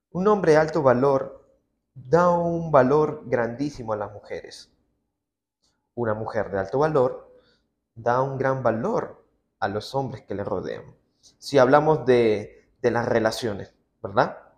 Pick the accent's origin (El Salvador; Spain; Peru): Peru; como buen peruano que soy, me encanta el picantito de todo esto.